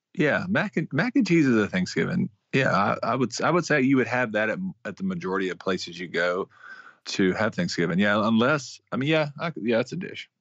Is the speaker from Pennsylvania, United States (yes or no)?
no; Mississippi, United States; born or raised there